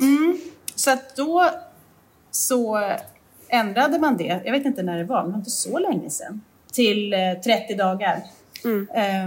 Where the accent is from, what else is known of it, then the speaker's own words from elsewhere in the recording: Jämtland, Sweden; moved away; där vi kommer ifrån uppe i jämtländska skogen